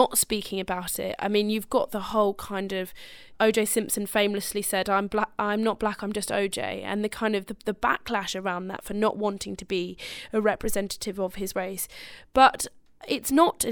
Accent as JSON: {"language": "English", "area": "Plaistow", "region": "London", "country": "United Kingdom", "tie": "born or raised there", "said": "when I was growing up in Plaistow in the 90s"}